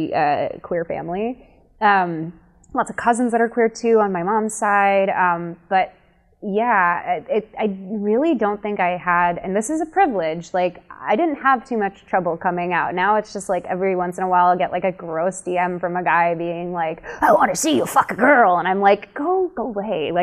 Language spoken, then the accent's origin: English; Chicago, Illinois, United States; I grew up in Chicago in a very gay neighborhood